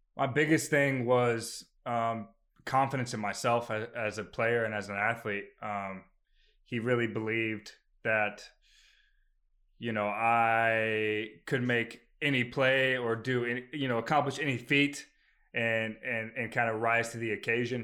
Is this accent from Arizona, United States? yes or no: yes; Phoenix, Arizona, United States; now in Maryland, United States; I'm from Phoenix, Arizona originally